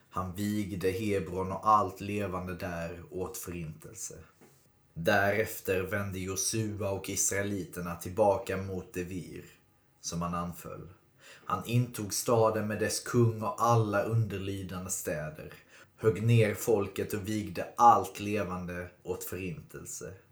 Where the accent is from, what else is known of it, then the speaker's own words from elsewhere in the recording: Skåne, Sweden; Jag tänker att liksom som för mig som är skåning så jag har ju aldrig riktigt hört historien om Skåne utifrån Skånes perspektiv utan alltid från Sveriges perspektiv.